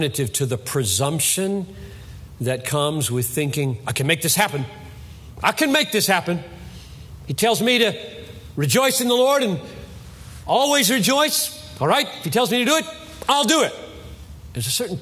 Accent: United States

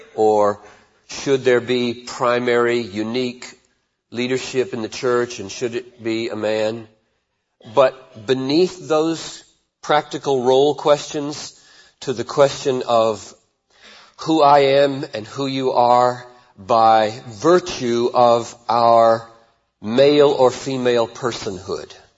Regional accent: Greenville, South Carolina, United States; also born or lived in Chattanooga, Tennessee; now in Minneapolis, United States; I was born in Chattanooga 47 years ago and grew up in Greenville, South Carolina

